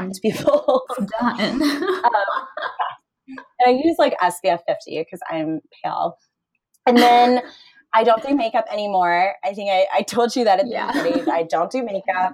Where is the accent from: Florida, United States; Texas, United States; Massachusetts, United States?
Florida, United States; I grew up in Florida